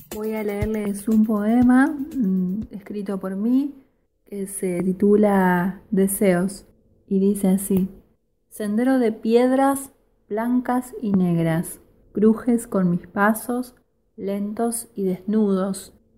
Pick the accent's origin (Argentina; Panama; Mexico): Argentina; Rosario, Santa Fe; soy de Rosario